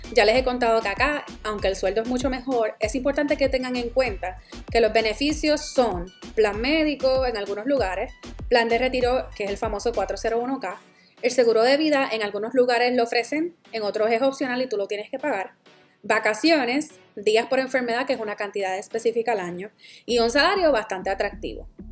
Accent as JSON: {"language": "Spanish", "country": "Puerto Rico", "moved": "as an adult", "said": "Yo soy la boricua fuera de la isla"}